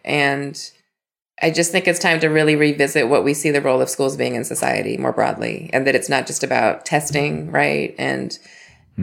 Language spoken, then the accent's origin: English; Las Vegas, Nevada, United States; moved away; Las Vegas, Nevada. So I'm a proud product of the Clark County School District